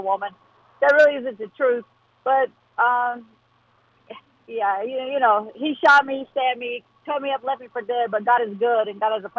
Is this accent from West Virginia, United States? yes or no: yes; Southern West Virginia, United States; I'm from Southern West Virginia. My town has 500 people